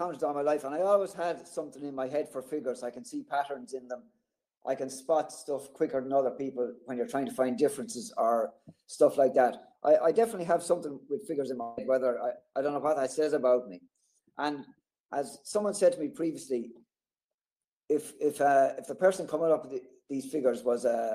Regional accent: Thomastown, Leinster, Ireland; I'm from Thomastown. It's about 10 miles from Kilkenny City. It's a small town. I've lived here all my life

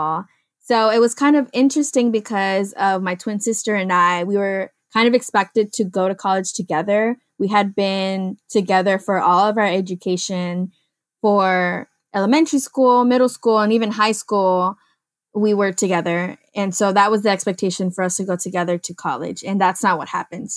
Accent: Houston, Texas, United States; also born or lived in Vermont; I was born and raised in Houston, Texas

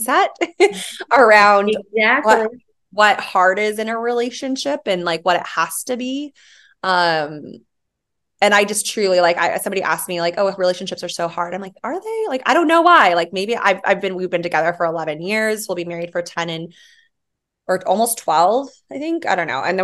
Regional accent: Yuma, Arizona, United States; also born or lived in Hawaii; We moved to Arizona for my dad's job. So I went from an island girl to a desert rat and lived in Yuma, Arizona

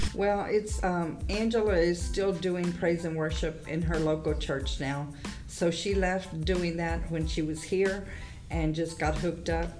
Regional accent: Victoria, Texas, United States; moved away as an adult; now in Goliad, United States; we're from Victoria.

